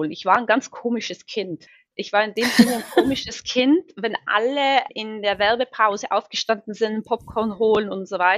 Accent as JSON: {"language": "German", "town": "Seefeld", "region": "Tyrol", "country": "Austria", "tie": "born or raised there", "said": "ich bin ursprünglich aus Tirol, aus Seefeld, und am Ende des Tages, wenn ich den Zirlerberg oder den Möserer den Telferberg hochfahre, geht mein Herz immer noch auf."}